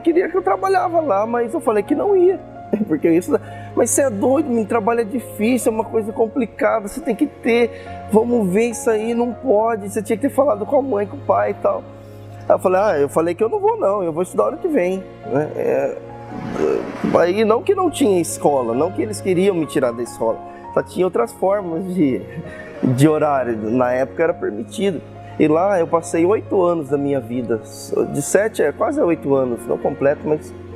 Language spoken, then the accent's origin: Portuguese; Osvaldo Cruz, São Paulo, Brazil; nasci aqui em Oswaldo Cruz mesmo. Sou filho de Oswaldo Cruz, né? Meus pais também nasceram aqui.